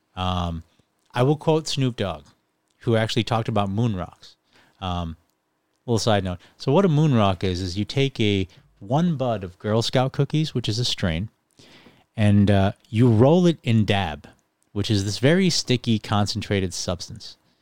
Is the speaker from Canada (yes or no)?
no; Ireland; also born or lived in England, United Kingdom; now in Buffalo, United States; So I was actually born in the United Kingdom in England, and I was raised in Ireland, and then I moved to Buffalo.